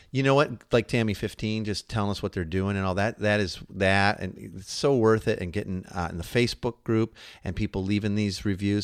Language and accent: English; Chicago, Illinois, United States; also born or lived in Seattle area; now in Seattle, United States; We're from Chicago